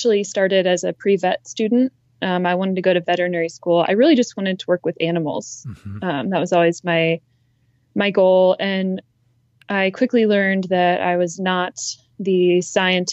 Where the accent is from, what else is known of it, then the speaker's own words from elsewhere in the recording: Ohio, United States; also born or lived in upstate New York; now in Idaho, United States; I grew up in suburban Ohio